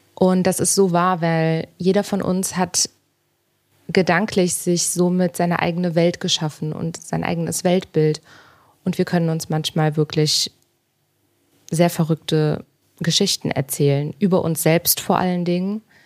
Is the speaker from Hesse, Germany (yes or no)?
no; Cologne, North Rhine-Westphalia, Germany; Ich bin jetzt gerade in Berlin. Ähm, ich komme ursprünglich aus Köln